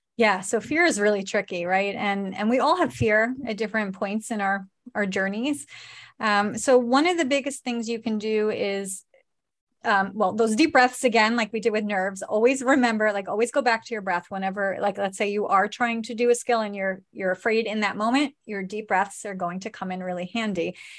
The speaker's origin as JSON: {"language": "English", "region": "New York", "country": "United States", "said": "we're from New York."}